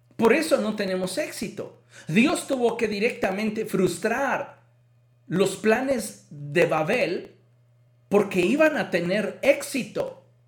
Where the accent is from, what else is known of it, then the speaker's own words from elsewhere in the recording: Mexico; culturalmente como mexicanos